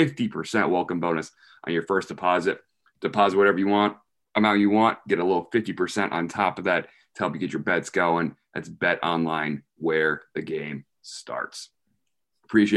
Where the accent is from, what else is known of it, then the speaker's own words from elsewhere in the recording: Richmond, Virginia, United States; I'm from Richmond, Virginia